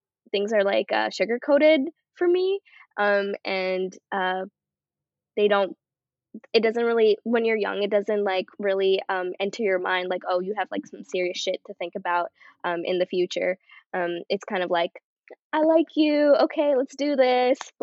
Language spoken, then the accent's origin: English; Canada; I'm Canadian